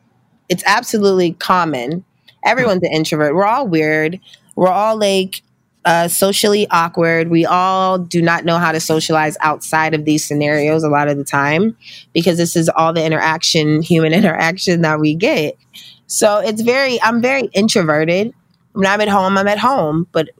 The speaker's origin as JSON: {"language": "English", "town": "Pittsburgh", "region": "Pennsylvania", "country": "United States", "tie": "born or raised there", "also_born_or_lived": "Meridian, Mississippi / New Jersey", "said": "I was born in Meridian, Mississippi in 1988, and my mom was in the military, so she ended up getting stationed in New Jersey when I was three, and we moved there. And from there, when I was eight, she got stationed in Pittsburgh, and that's where I grew up"}